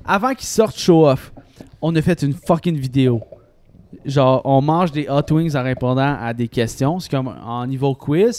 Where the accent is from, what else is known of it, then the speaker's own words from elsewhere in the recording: Sainte-Julie, Quebec, Canada; je dis pas que je viens de saint julie je dis que je viens de Montréal